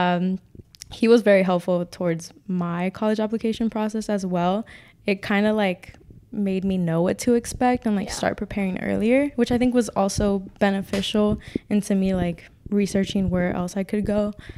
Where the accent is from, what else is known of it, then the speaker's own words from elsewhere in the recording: California, United States; moved away as an adult; I'm from Cali